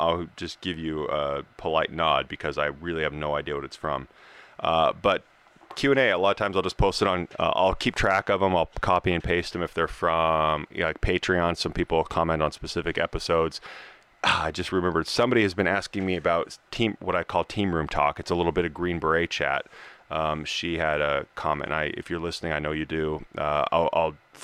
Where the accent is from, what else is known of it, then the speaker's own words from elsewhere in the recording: Colorado, United States; now in California, United States; We're from Colorado.